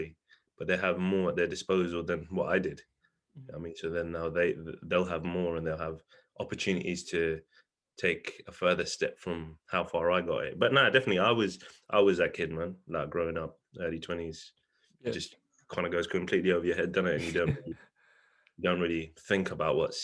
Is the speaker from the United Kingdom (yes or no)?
yes; London, United Kingdom; I grew up around West London, so like around South or Greenford, Hounslow, them kind of sides